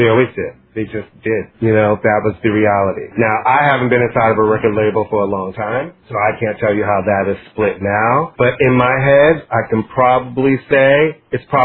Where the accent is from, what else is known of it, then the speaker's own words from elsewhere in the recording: New York, United States; I'm from New York